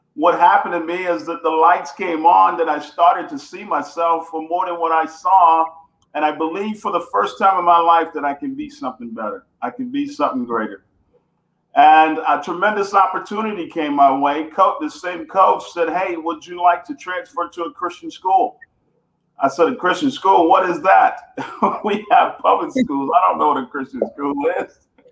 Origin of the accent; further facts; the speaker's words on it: Houston, Texas, United States; also born or lived in Bunkie, Louisiana; I am uh, born in uh, Louisiana, Bunkie, small town Bunkie, Louisiana, but uh, grew up in Houston, Texas